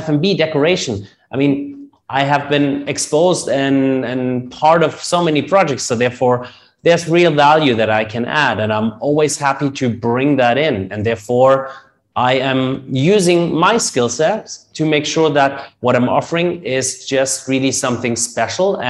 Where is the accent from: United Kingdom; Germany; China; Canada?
Germany; accent: German; English is a second language; moved away as an adult; now in Dubai, United Arab Emirates; we Germans will have an accent as long as it gets